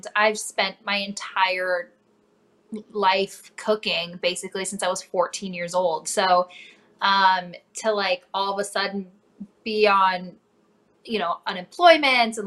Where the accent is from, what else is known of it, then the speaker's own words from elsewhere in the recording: North Dakota, United States; now in Cincinnati, United States; I grew up in North Dakota originally, a small town an hour north of Fargo